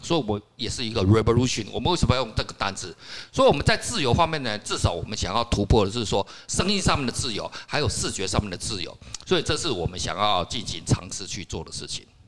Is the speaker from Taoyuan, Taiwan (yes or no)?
no; Kaohsiung, Taiwan; 像我个人是高雄人哦，因为我们高雄那边